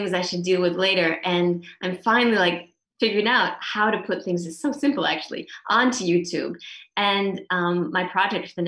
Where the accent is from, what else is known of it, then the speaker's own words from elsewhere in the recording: Minnesota, United States; also born or lived in San Diego / Shetland; now in Israel; I grew up in Minnesota and my parents are still there